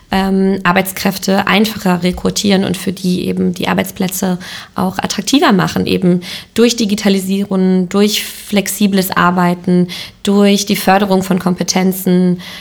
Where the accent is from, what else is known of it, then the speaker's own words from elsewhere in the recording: Lemgo, North Rhine-Westphalia, Germany; ich komme selber aus Lemgo, ich komme selber aus Lippe